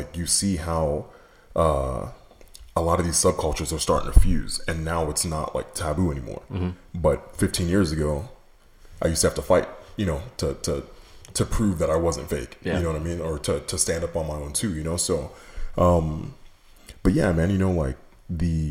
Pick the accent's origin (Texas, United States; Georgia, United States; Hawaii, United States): Texas, United States; Katy; also born or lived in New York; growing up in Katy, which for those of you who aren't familiar with that part of town, in the 90s, was predominantly white